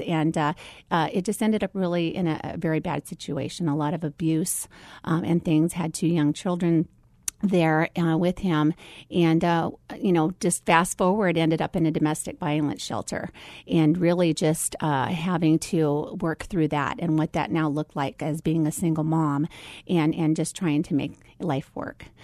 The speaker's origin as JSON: {"language": "English", "town": "Phoenix", "region": "Arizona", "country": "United States", "tie": "born or raised there", "also_born_or_lived": "Philippines", "said": "my story starts right here in the Valley of the Sun. So I have pretty much grown up here my whole entire life, um, uh, from the age of one."}